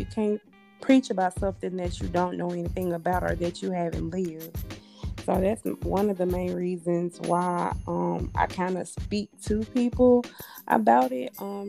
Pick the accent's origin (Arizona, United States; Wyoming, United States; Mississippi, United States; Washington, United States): Mississippi, United States; Grenada; We all come from that small town, Grenada.